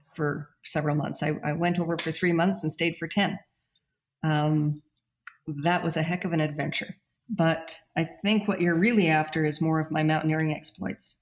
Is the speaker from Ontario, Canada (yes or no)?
no; Calgary, Alberta, Canada; also born or lived in Saskatchewan; now in Golden, Canada; moved to Calgary, brought his kids to Calgary, and at that time I would have been about a year old